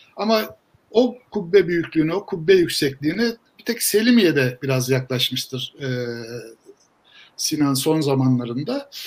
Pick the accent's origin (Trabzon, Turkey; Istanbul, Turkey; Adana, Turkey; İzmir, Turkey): Istanbul, Turkey; ben İstanbulluyum